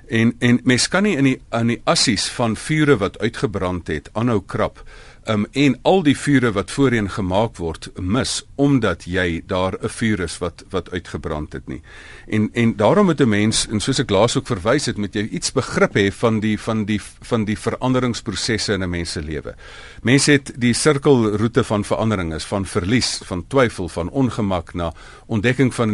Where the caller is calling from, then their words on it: Pretoria, Gauteng, South Africa; van Pretoria.